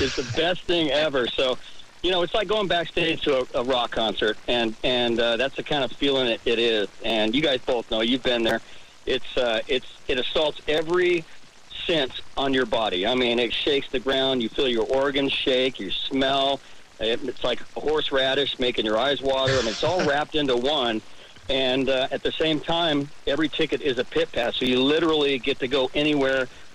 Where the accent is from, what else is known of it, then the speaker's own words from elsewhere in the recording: California, United States; I grew up in California